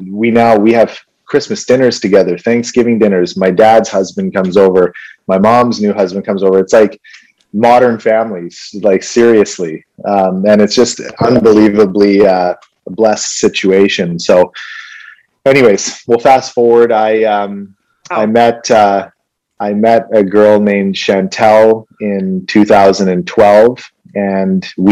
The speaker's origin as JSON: {"language": "English", "town": "Vancouver", "region": "British Columbia", "country": "Canada", "tie": "born or raised there", "also_born_or_lived": "Winnipeg, Manitoba"}